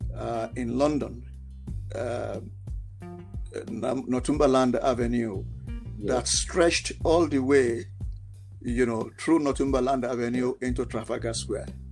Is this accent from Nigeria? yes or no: yes; Nigeria; I am a Nigerian and I am very passionate and patriotic, you know, about Nigeria